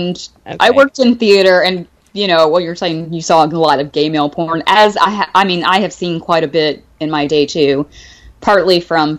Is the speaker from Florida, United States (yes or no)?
no; second largest city in Alabama, United States; Yeah, I grew up in a city of about 200,000 people. and the second largest city in Alabama.